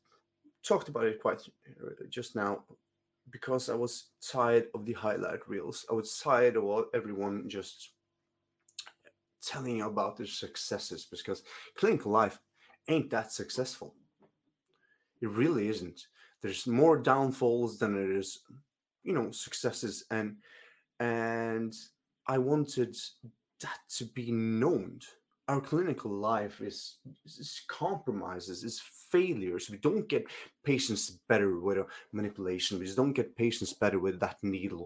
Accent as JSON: {"language": "English", "region": "Northern Norway", "country": "Norway", "tie": "born or raised there", "second_language": "English", "said": "I grew up in Norway"}